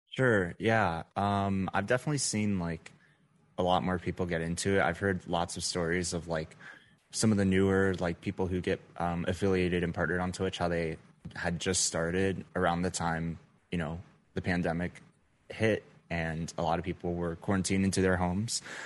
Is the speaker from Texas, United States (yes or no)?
yes; Dallas-Fort Worth area, Texas, United States; moved away as an adult; now in Las Vegas, United States; I'm originally from the Dallas-Fort Worth area in Texas, um, but just last month I moved out to Las Vegas